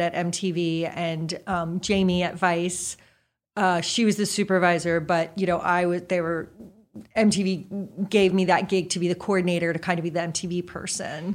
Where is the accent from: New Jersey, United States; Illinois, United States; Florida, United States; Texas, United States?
New Jersey, United States; moved away; also born or lived in Boston; grew up in Jersey